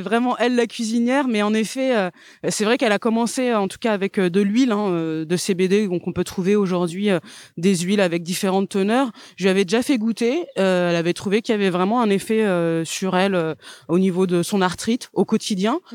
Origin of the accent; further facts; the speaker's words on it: the South-West, south-west France, France; je suis née dans le Sud-Ouest